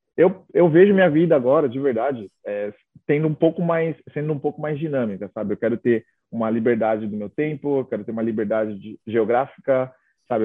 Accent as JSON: {"language": "Portuguese", "town": "Itaquaquecetuba", "region": "São Paulo", "country": "Brazil", "tie": "born or raised there", "also_born_or_lived": "Dublin", "moved": "as an adult", "said": "Minha mãe mora em Itaquá, né? Hoje ela continua morando em Itaquá, então eu cresci em Itaquá"}